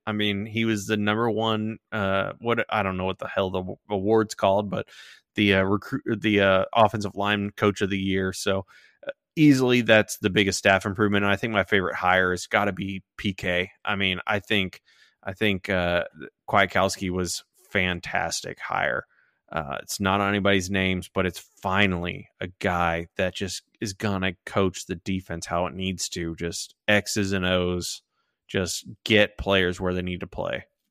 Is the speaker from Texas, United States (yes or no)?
yes; Sugar Land, Texas, United States; I grew up in Sugar Land